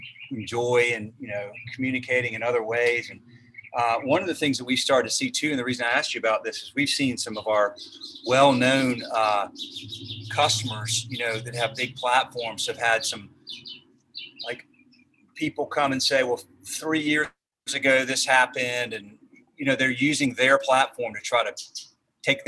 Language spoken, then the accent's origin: English; the South, United States; I'm from the South